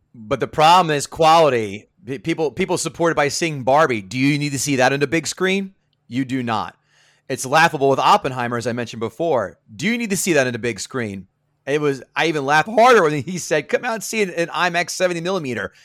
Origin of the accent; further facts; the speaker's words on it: Central New Jersey, United States; I'm from Central Jersey